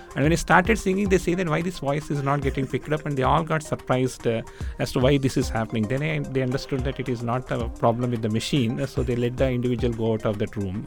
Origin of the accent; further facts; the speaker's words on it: United Kingdom; I'm a Brit